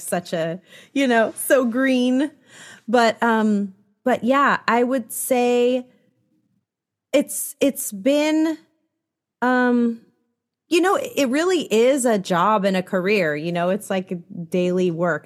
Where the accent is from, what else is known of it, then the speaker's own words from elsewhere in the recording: San Francisco Bay Area, California, United States; now in Los Angeles, United States; I'm from the San Francisco Bay Area, so not too far, but definitely a world away still.